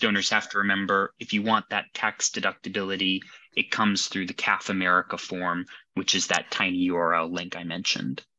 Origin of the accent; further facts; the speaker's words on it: Arlington, Virginia, United States; moved away as an adult; now in London, United Kingdom; I'm originally from Arlington, Virginia.